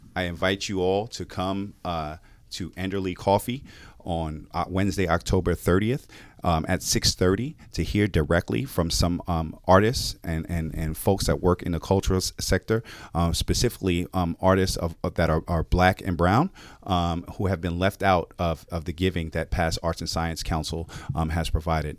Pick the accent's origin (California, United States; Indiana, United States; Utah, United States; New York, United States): New York, United States; New York City; now in Mecklenburg County, United States; I grew up in New York City public schools and a family of public school educators.